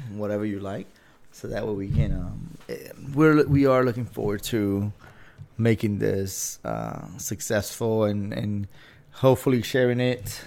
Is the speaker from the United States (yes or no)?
no; Dominican Republic; moved away; I'm from the Dominican Republic